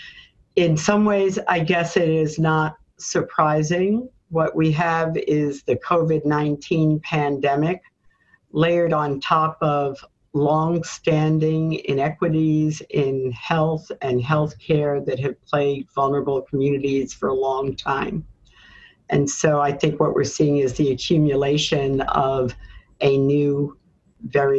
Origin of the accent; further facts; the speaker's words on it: New York City, New York, United States; a Black woman born in Harlem, growing up in America